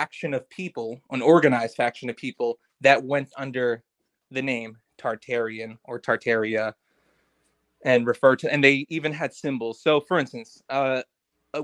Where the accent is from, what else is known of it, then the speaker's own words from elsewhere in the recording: United States; I'm an American myself.